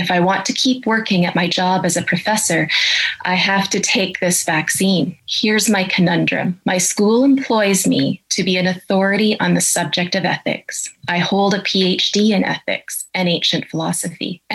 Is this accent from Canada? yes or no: yes; Canada; I'm a professor of ethics and I'm a Canadian.